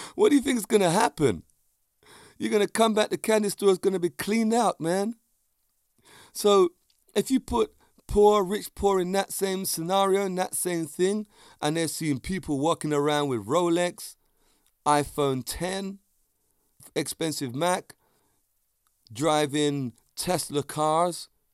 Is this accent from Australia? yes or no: no; London, United Kingdom; also born or lived in Vauxhall, London; Clapham's a place I grew up in. It's my hometown